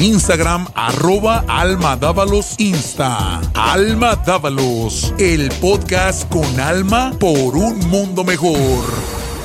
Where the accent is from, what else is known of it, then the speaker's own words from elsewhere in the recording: Sanford, North Carolina, United States; hasta la edad de tres años fue cuando ya conviví con él, que llegamos aquí a a Carolina del Norte, a Sanford, mi rancho